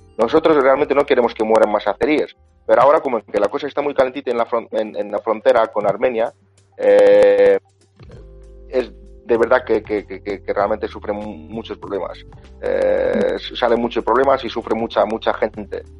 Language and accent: Spanish; Azerbaijan; somos musulmanes y como 90% de la población es musulmana